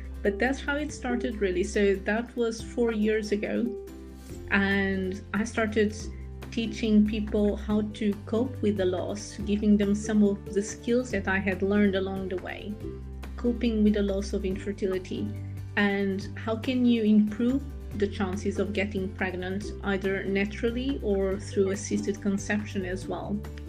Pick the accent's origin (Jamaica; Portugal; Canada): Portugal; English is a second language; moved away as an adult; now in United Kingdom; And then eventually, when I moved from Portugal to the UK, I continued my journey in the area of being an anesthetic nurse